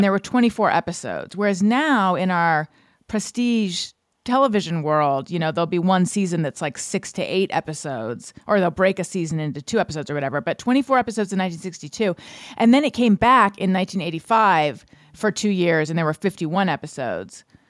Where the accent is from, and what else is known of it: United States